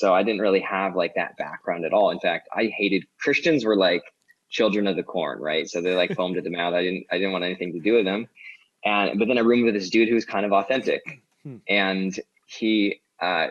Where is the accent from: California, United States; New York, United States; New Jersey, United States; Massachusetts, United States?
California, United States; Orange County; now in Los Angeles, United States; I grew up in Orange County, the capital of white privilege